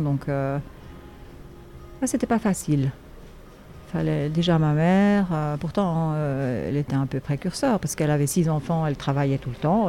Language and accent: French; Switzerland; en Suisse, là d'où je viens